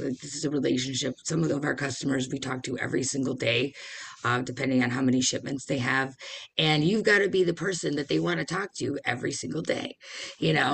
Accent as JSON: {"language": "English", "town": "Detroit", "region": "Michigan", "country": "United States", "said": "I'm from Detroit. This is the Motor City."}